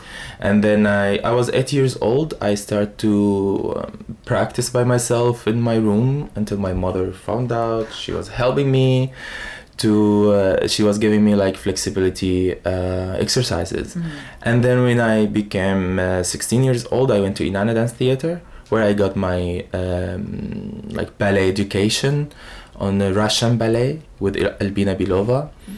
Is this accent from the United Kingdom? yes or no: no; Syria; English is a second language; But for me as Arabian person, like, you know, I'm a son of a desert. I'm from the Syrian desert. So I prefer the Arabian way of it because I am Arabian.